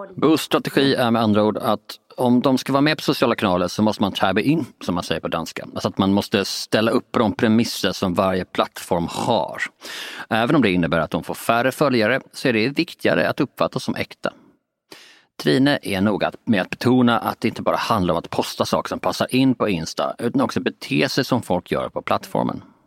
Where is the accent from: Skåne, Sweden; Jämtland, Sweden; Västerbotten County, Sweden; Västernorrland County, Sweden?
Skåne, Sweden; Båstad; Jag är uppvuxen i och utanför Båstad